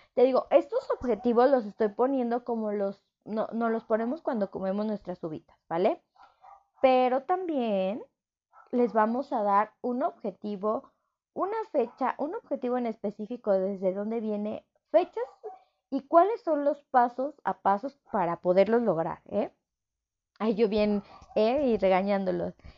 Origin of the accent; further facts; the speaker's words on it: Mexico City, Mexico; yo soy de Ciudad de México